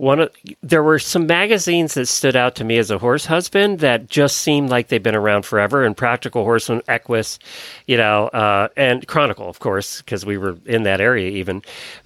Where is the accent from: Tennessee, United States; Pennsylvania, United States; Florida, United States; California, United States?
Pennsylvania, United States; I grew up in Pennsylvania